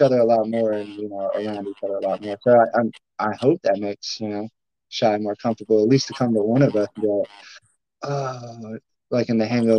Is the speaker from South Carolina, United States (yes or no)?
yes; Summerville, South Carolina, United States; also born or lived in Charleston, South Carolina; I was born in Charleston, but we live in Somerville. I'm from Somerville, South Carolina.